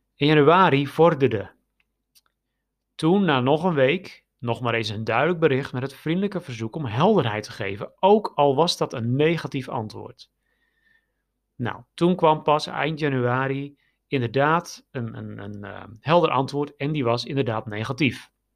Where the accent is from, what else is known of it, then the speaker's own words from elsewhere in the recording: Netherlands; now in Romania; wij als Nederlanders